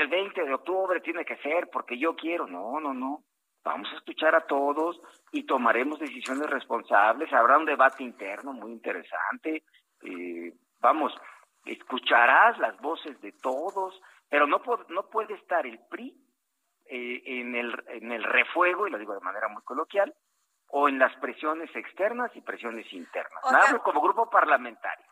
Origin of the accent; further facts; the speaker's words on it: Costa Chica of Guerrero, Mexico; soy costeño, de la costa chica de Guerrero